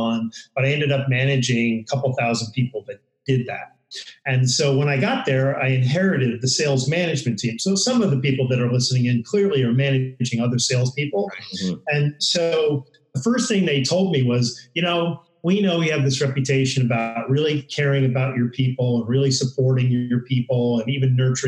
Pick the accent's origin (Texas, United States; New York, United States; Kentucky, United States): New York, United States; now in San Diego, United States; I grew up in New York